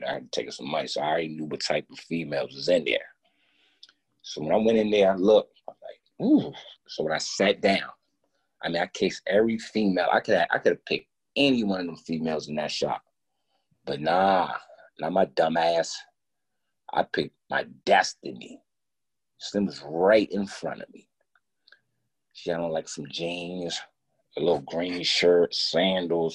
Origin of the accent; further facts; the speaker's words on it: Alexandria, Virginia, United States; I'm from Alexandria, Virginia, 10, 15 minutes from the district